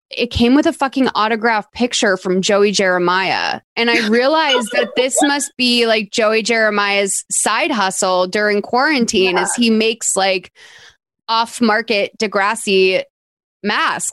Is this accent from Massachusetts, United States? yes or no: yes; Massachusetts, United States; I'm from Massachusetts.